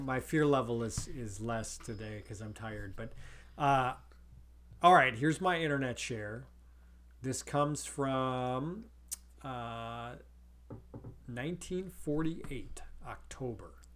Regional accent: North Dakota, United States; growing up in North Dakota

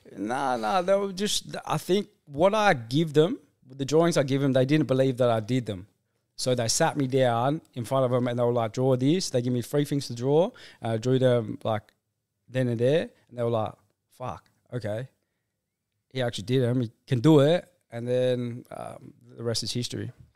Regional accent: Rockingham, Western Australia, Australia; I'm from Rockingham.

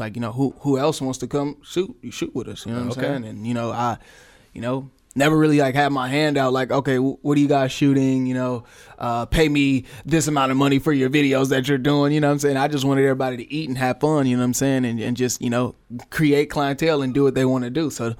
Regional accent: Oakland, California, United States; I'm from Oakland, but I'm really from all over at the same time.

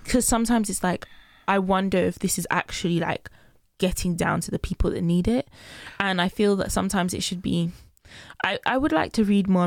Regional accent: Nigeria; moved away; I'm Nigerian

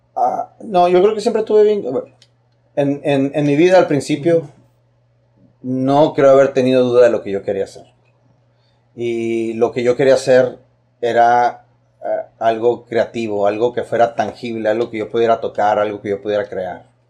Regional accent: Tijuana, Baja California, Mexico; Yo soy orgullosamente baja californiano, soy orgullosamente tijuanense, orgullosamente fronterizo

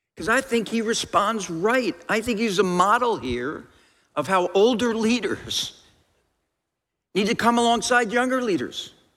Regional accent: New Jersey, United States; I grew up in New Jersey

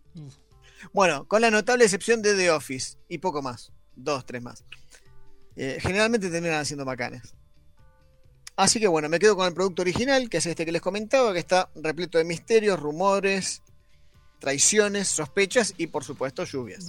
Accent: Arturo Seguí, Buenos Aires, Argentina; Yo soy de Arturo Seguí

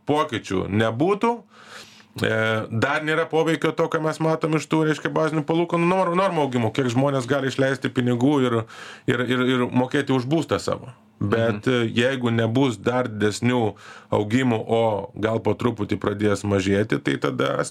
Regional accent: Lithuania

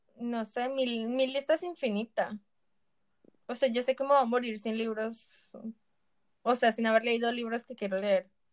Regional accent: Colombia; por lo menos en Colombia

